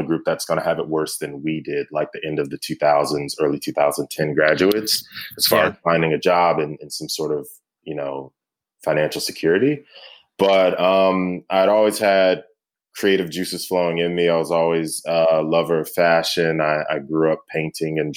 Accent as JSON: {"language": "English", "town": "High Point", "region": "North Carolina", "country": "United States", "tie": "born or raised there", "also_born_or_lived": "Munich / Clarksville, Tennessee", "said": "High Point, North Carolina is, I consider it my hometown"}